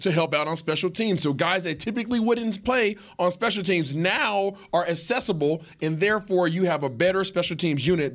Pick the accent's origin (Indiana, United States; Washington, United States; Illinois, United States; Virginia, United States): Washington, United States; Seattle; I am from Seattle.